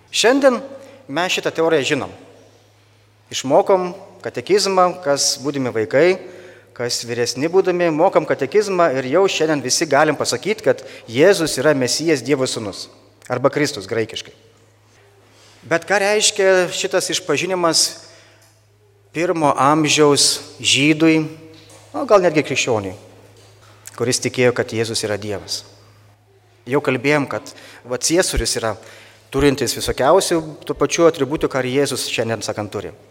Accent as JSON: {"language": "Lithuanian", "country": "Lithuania", "said": "mes lietuviai turim kiek karalių?"}